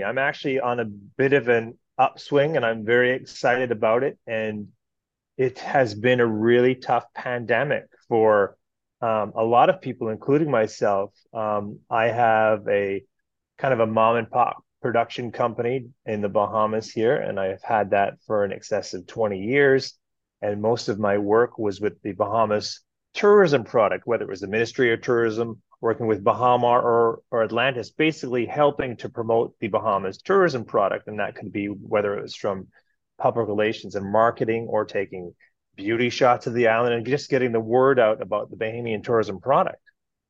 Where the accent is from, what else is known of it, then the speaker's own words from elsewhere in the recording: Kirkland Lake, Ontario, Canada; I was born and raised in Canada. I was born in Northern Ontario, Kirkland Lake, for anybody out there who knows about Northern Ontario.